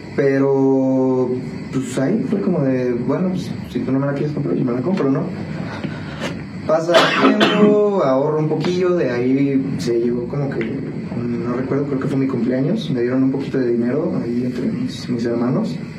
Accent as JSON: {"language": "Spanish", "town": "Toluca", "region": "State of Mexico", "country": "Mexico", "tie": "born or raised there", "also_born_or_lived": "Iztapalapa, Mexico City", "moved": "yes", "lives_now": "San Juan del Río, Mexico", "said": "me crié mayormente en el Estado de México, Toluca. Eh, viví ahí como nueve años, más o menos."}